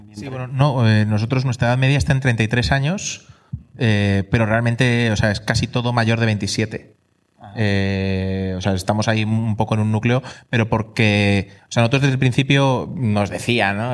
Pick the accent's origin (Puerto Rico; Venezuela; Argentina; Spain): Spain; also born or lived in England; nosotros somos españoles